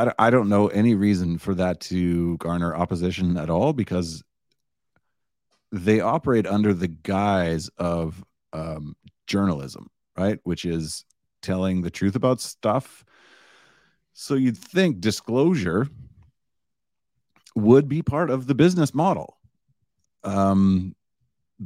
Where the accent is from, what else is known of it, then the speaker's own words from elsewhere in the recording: Canada; in Canada, it's even worse because we don't just have the CBC